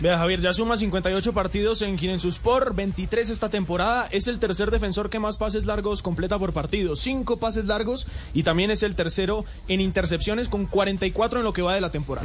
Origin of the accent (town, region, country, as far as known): Colombia; moved away; also born or lived in Argentina